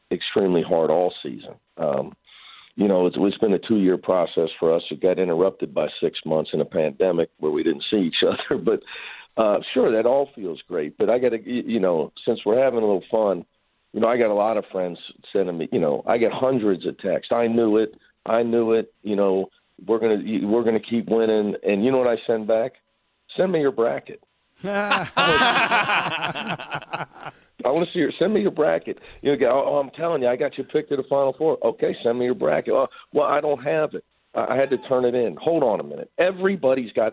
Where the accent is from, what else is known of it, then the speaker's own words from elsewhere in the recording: Midwest, United States; moved away as an adult; also born or lived in Cincinnati; now in Los Angeles, United States; I'm from the Midwest.